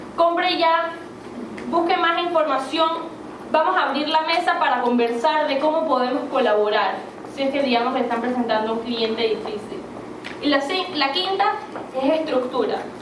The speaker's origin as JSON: {"language": "Spanish", "country": "Panama", "tie": "born or raised there", "said": "yo una persona que crecí en Panamá"}